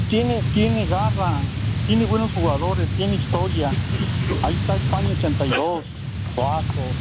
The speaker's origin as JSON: {"language": "Spanish", "country": "Guatemala", "moved": "yes", "lives_now": "California, United States", "said": "yo soy de Guatemala"}